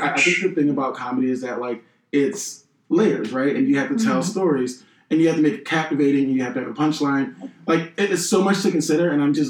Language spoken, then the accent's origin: English; Philadelphia, Pennsylvania, United States; I am from Philly.